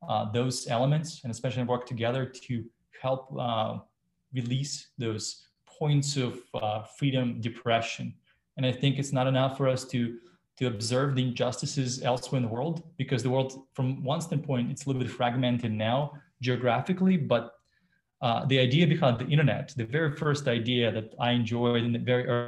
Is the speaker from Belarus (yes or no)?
yes; Belarus; now in United States; I was born in Belarus and live in the US and a US citizen